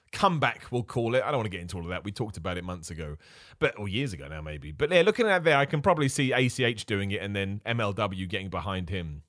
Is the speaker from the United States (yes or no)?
no; United Kingdom; I'm British, right? I'm a British wrestler